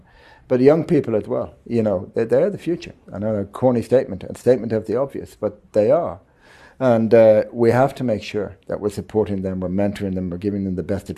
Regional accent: Dublin, Leinster, Ireland; moved away as an adult; now in Zimbabwe; So I was born in Dublin, in Ireland, and I grew up there.

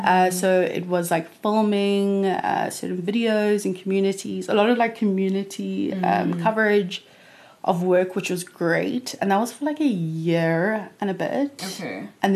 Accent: Cape Town, Western Cape, South Africa; born and bred in Cape Town, Mother City

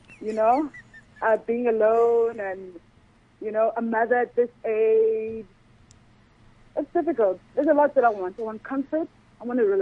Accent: Durban, KwaZulu-Natal, South Africa; now in Johannesburg, South Africa; I'm from Durban, actually staying in Joburg

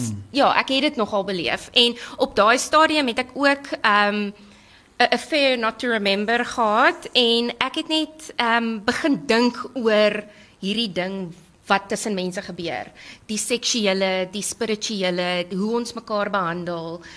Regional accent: South Africa

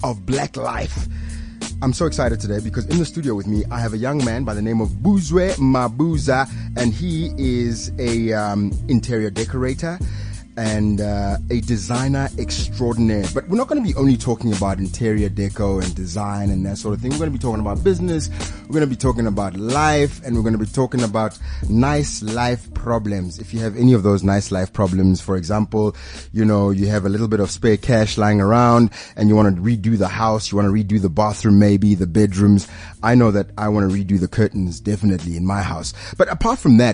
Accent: Pretoria, Gauteng, South Africa; I grew up in Pretoria.

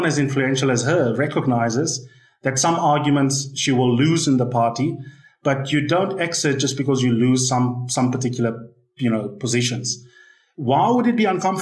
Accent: South Africa; as a South African, as an analyst

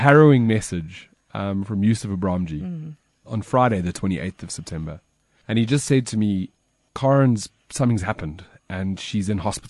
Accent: Alberton, Gauteng, South Africa; And you know I grew up in Alberton.

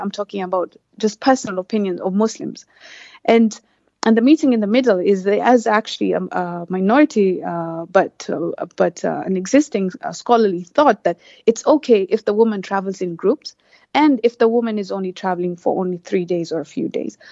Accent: Kenya; also born or lived in Turkey; I'm from Kenya

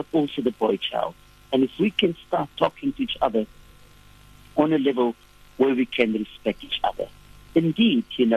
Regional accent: Cape Town, Western Cape, South Africa; I grew up in Bishop Lavers

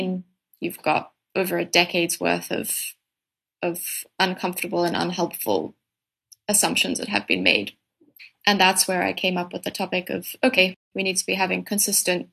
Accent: Cape Town, Western Cape, South Africa; I'm from Cape Town

